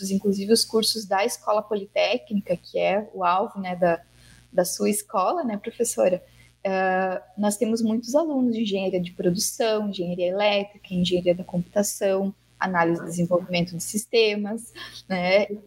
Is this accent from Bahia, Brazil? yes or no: no; Paraná, Brazil; now in Santa Cruz do Sul, Brazil; eu também, não sou aqui de Santa Cruz, eu vim do Paraná, né?